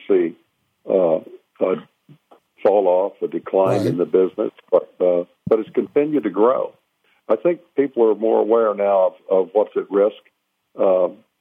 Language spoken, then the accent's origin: English; the South, United States; I'm from the South, and I'm real proud of my heritage.